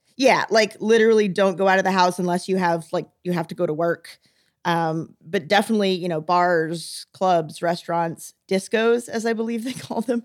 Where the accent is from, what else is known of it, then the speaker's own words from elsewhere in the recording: the South, United States; moved away; I'm from the South